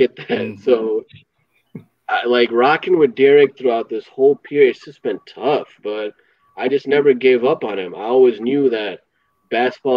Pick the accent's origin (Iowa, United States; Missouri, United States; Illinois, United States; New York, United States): Illinois, United States; Chicago; I'm from Chicago